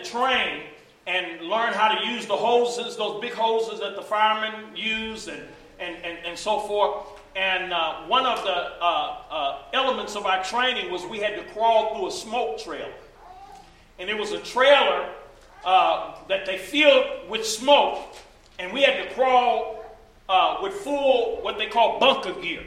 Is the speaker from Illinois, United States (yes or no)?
yes; East St. Louis, Illinois, United States; I'm from East St. Louis